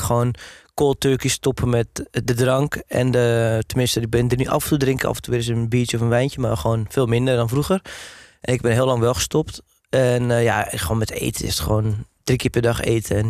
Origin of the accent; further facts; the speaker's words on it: Hoorn, North Holland, Netherlands; also born or lived in Amsterdam; now in Wormerveer, Netherlands; ik kom dan van origine uit Horen